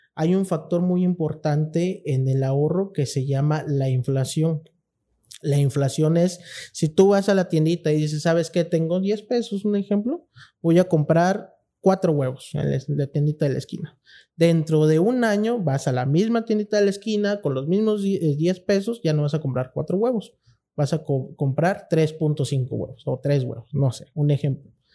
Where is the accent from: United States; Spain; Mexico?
Mexico; Cintalapa, Chiapas; nosotros como mexicanos, chiapanecos, intalapanecos